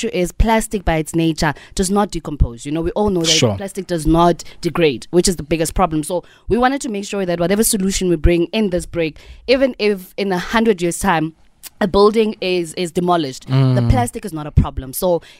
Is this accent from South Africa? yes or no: yes; Sasolburg, Free State, South Africa; we're from the Free State